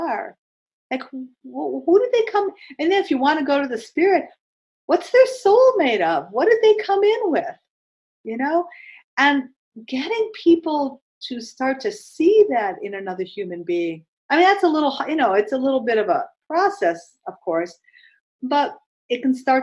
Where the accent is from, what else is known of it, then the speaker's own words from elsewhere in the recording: East Coast, United States; I'm from the East Coast